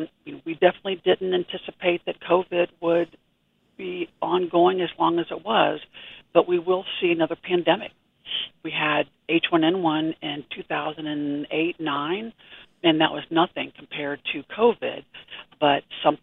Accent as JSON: {"language": "English", "region": "Ohio", "country": "United States", "also_born_or_lived": "Pennsylvania", "moved": "as an adult", "lives_now": "Kansas, United States", "said": "born in Pennsylvania, but originally from Ohio, but I've been in Kansas since I was 21, so a long time"}